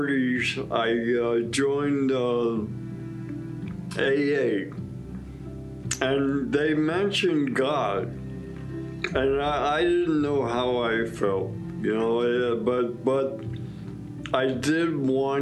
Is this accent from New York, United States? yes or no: yes; New York City, New York, United States; I was born in Brooklyn, New York, with an Irish Catholic